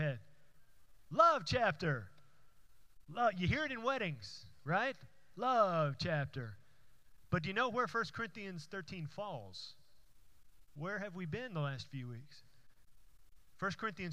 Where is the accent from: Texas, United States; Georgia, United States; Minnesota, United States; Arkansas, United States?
Texas, United States; Houston; the church that I went to growing up in Houston